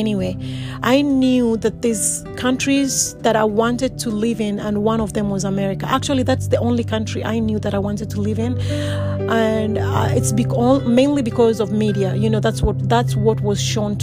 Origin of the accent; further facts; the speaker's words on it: Kenya; I'm originally from Kenya, born and bred